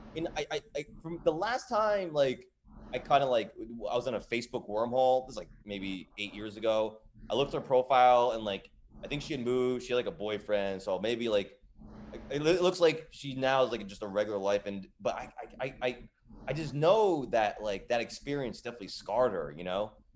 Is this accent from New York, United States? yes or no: no; Edison, New Jersey, United States; I grew up in New Jersey